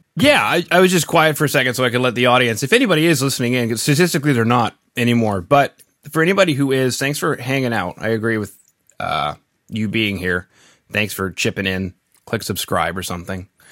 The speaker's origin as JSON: {"language": "English", "country": "Canada", "said": "being Canadian"}